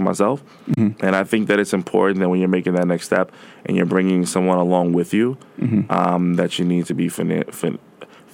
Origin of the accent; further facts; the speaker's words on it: New York, United States; I'm from New York